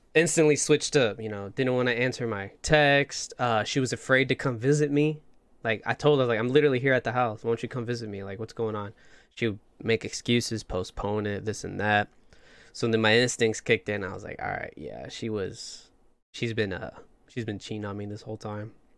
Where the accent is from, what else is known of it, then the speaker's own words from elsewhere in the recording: Plymouth, Indiana, United States; moved away as an adult; now in Texas, United States; I'm from a small town, Plymouth, Indiana